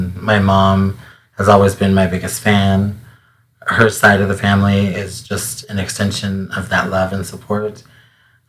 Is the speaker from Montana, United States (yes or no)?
yes; Great Falls, Montana, United States; I was born in Great Falls, Montana.